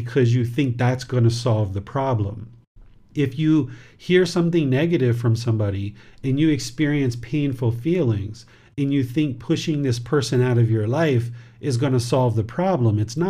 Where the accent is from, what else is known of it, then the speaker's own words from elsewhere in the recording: United States; now in Chiang Mai, Thailand; I was originally born in America